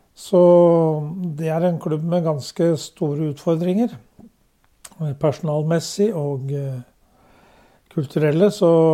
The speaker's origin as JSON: {"language": "Norwegian", "town": "Drammen", "region": "Buskerud", "country": "Norway", "tie": "born or raised there", "said": "Jeg er født i Svarsgate på Strømsø. Ja. Og når jeg var åtte måneder, så flyttet foreldrene mine til Rosengansgata. Så jeg har hatt hele min barndom der og gått på Bragernes skole"}